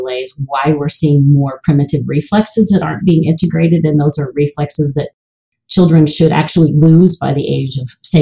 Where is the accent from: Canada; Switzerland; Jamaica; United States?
United States; the South; I grew up in the South without shoes